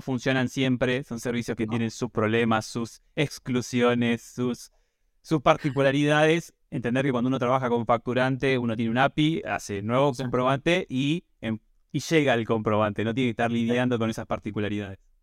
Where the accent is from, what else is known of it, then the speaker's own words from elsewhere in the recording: Mar del Plata, Buenos Aires Province, Argentina; yo soy de Mar del Plata